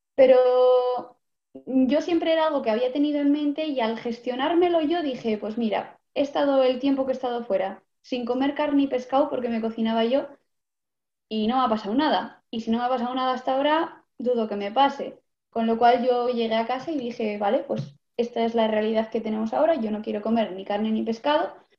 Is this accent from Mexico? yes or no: no; Vitoria-Gasteiz, Basque Country, Spain; de Vitoria, de Álava